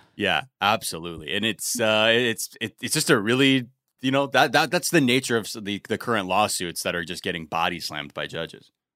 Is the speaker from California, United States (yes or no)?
yes; Los Angeles, California, United States; my elementary school that I grew up in in North Hollywood